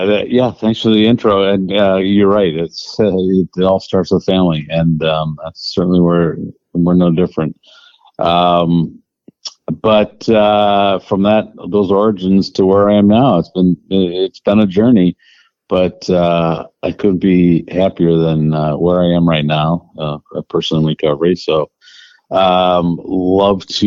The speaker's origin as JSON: {"language": "English", "region": "Wisconsin", "country": "United States", "tie": "born or raised there", "said": "We grew up in Wisconsin, which is, you know, one of the toughest environments"}